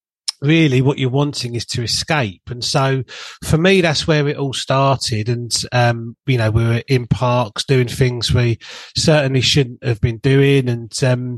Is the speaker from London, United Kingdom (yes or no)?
yes; Bexleyheath, London, United Kingdom; as a young lad growing up in Bexley Heath in Southeast London